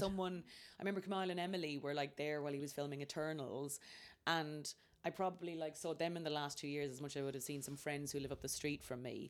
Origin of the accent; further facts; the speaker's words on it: Ireland; moved away; I was from Ireland